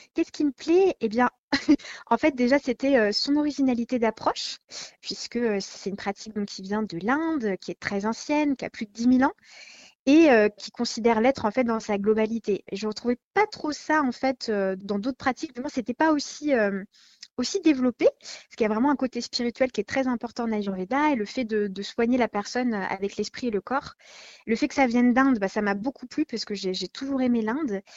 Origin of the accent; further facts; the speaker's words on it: France; chez nous, en France